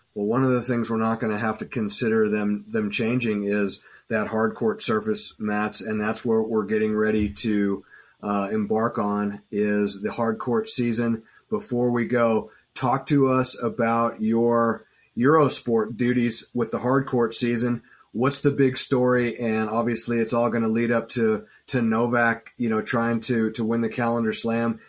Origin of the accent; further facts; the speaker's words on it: United States; as American sports fans